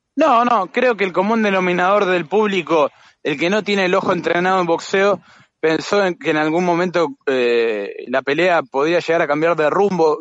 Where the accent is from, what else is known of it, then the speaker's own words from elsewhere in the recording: Argentina; como somos los argentinos